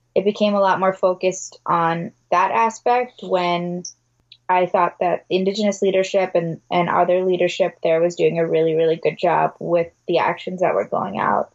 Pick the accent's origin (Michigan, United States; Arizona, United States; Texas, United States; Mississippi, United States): Michigan, United States; Detroit; I'm from the Detroit metro area